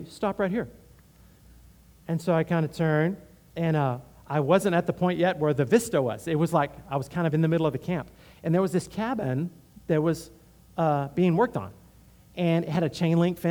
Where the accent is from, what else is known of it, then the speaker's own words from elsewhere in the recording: Houston, Texas, United States; I'm from Houston